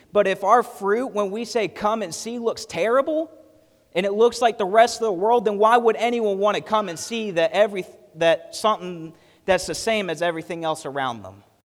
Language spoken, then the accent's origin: English; United States; we, as an American church